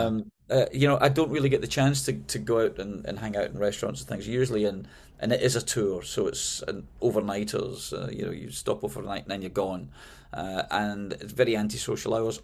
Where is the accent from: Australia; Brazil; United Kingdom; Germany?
United Kingdom; Glasgow, Scotland; moved away as an adult; also born or lived in London; now in United States; when I moved from Glasgow, my, my hometown, uh, to London